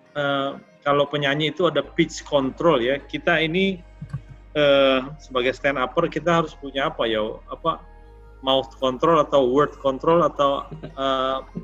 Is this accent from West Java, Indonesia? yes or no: no; Jakarta, Indonesia; aku ini lahir di Tanjung Priuk